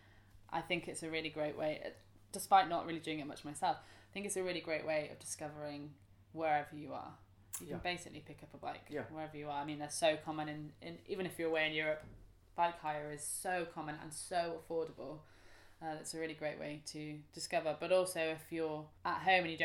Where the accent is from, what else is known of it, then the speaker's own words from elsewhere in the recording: Leamington Spa, West Midlands, United Kingdom; moved away; where I grew up in Leamington, so I've come here to Leamington